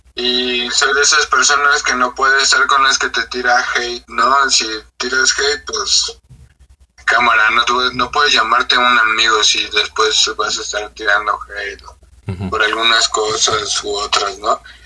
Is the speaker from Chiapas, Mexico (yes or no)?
no; Ixtapaluca, State of Mexico, Mexico; crecí en Iztapaluca, man, es un barrio